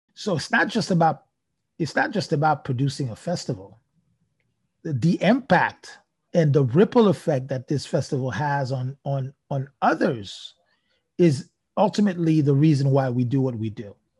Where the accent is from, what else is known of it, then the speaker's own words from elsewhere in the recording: Haiti; growing up in Haiti, in, in, in somewhat a very poor country